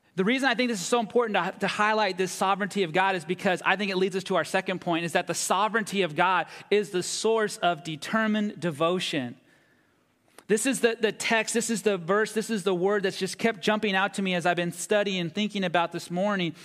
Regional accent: United States; my growing up here as an American

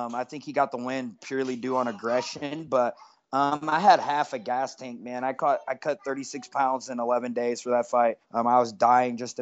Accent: Iowa, United States; I'm from Iowa

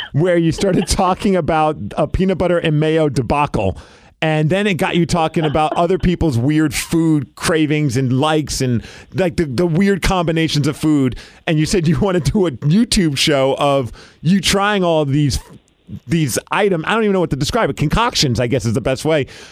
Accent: New York City, New York, United States; I grew up in Brooklyn

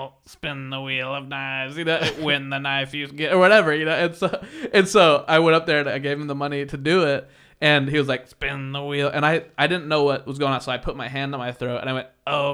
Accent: Kansas, United States; I'm from Kansas and my voice is ridiculous.

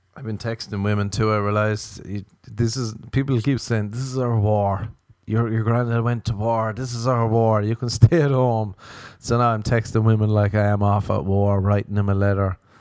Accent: Ireland; I'm Irish

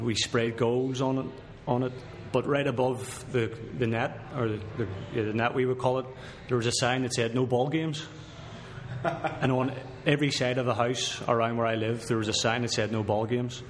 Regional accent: Belfast, Northern Ireland, United Kingdom; moved away as an adult; now in Edmonton, Canada; I'm from Belfast, Northern Ireland.

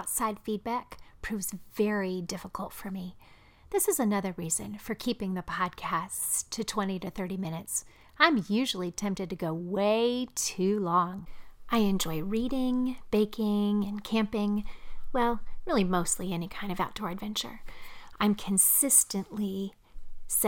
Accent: Midwest, United States; moved away; also born or lived in the South; I'm a Midwesterner, transplanted into the South

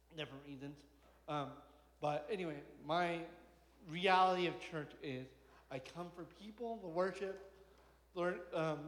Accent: Hong Kong; moved away; I was born in Hong Kong

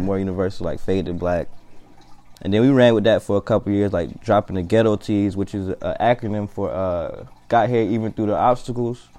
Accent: Columbia, South Carolina, United States; also born or lived in Anniston, Alabama; I was born in Anniston, Alabama, from uh, Columbia, South Carolina, the northeast side of Columbia, South Carolina. Um, Lake Carolina Elementary School, Kelly Mill Middle School, and Ridgeview High School. Um, growing up there

